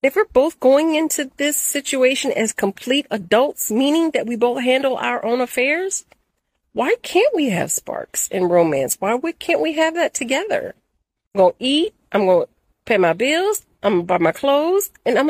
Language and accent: English; California, United States; also born or lived in Dallas / Tampa; now in Atlanta, United States; You couldn't tell me nothing. Coming from California.